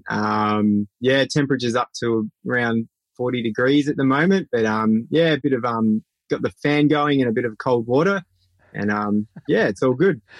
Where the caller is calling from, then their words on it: Broome, Western Australia, Australia; So currently, I am in Broome, WA, and I'm sitting in my driveway in my camper trailer